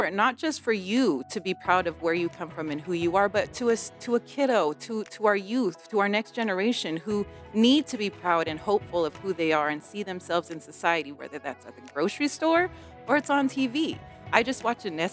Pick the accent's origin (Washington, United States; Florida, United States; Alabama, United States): Washington, United States; Coulee Dam; also born or lived in Nespelem, Washington; I grew up on the Colville Confederated Reservation